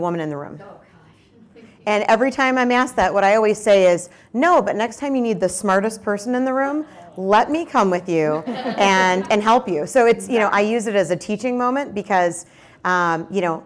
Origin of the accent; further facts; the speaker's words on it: Detroit, Michigan, United States; I grew up in Metro Detroit